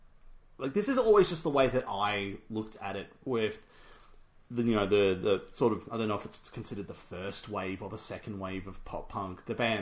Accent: Utica, New York, United States; I'm from Utica

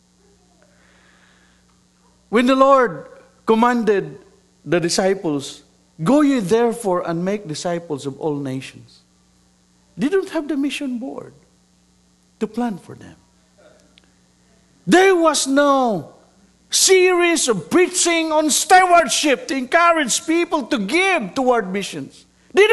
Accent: Mindanao, Philippines; also born or lived in Metro Manila, Philippines; I was born and raised in Mindanao

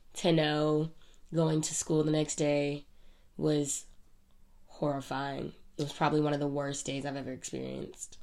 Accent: United States; we as Americans

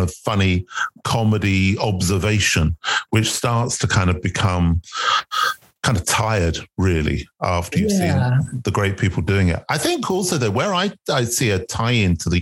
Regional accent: London, United Kingdom; he documents the streets I grew up on and I was born in South London

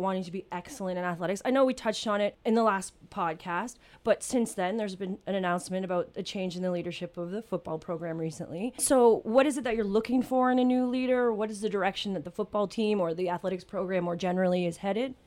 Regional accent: New Brunswick, Canada; I'm actually from New Brunswick

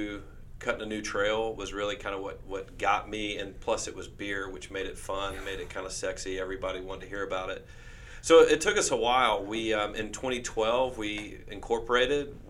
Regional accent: Winfield, Louisiana, United States; now in Shreveport, United States; I'm originally from Winfield, Central Louisiana. My family's been there

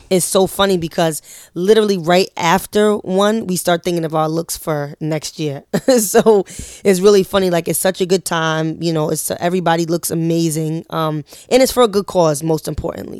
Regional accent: New York City, New York, United States; we're all from Harlem

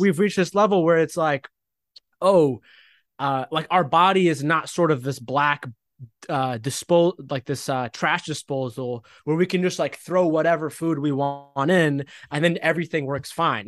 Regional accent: United States; also born or lived in Egypt (ancestry); I was born in America, but, like, I'm Egyptian. My parents are Egyptian

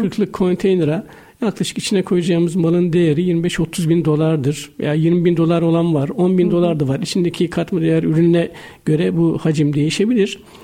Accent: Karamürsel, Kocaeli, Turkey; Ben Karamürsel Kocaeli doğumluyum.

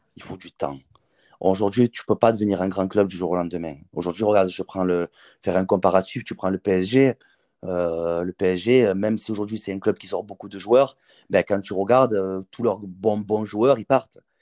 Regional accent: Marseille, Provence-Alpes-Côte d'Azur, France; en tant que Marseillais, entraîner à l'Olympique de Marseille

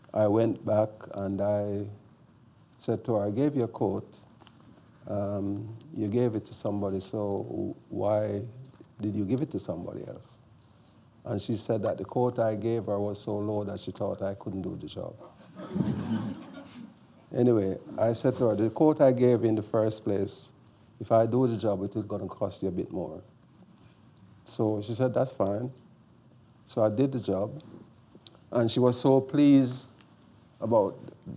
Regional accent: Jamaica; I'm a Jamaican.

